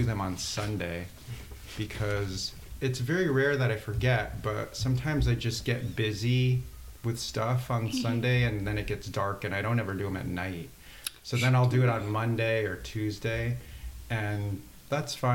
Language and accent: English; San Diego, California, United States; also born or lived in Wallingford, Connecticut; now in Brooklyn, United States; I live in Brooklyn, but I grew up in San Diego. I live in Brooklyn and San Diego, but I grew up in San Diego and Wallingford, Connecticut